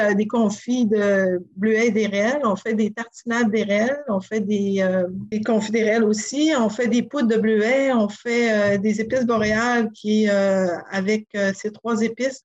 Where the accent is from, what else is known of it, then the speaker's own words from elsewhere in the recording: Sacré-Cœur, Quebec, Canada; also born or lived in Montreal; now in Tadoussac, Canada; je suis originaire de Sacré-Cœur, du village à côté